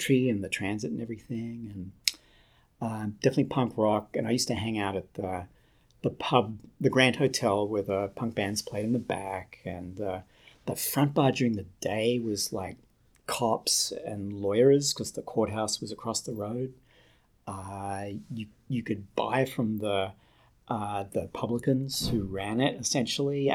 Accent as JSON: {"language": "English", "town": "Newcastle", "region": "New South Wales", "country": "Australia", "tie": "born or raised there", "accent": "Australian", "moved": "as an adult", "lives_now": "New York, United States", "said": "I'm originally from Newcastle in East Coast of Australia. I've lived in New York for 20 years."}